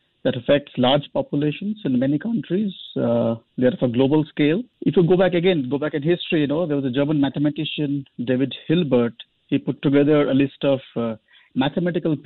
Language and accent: English; India; I'm from India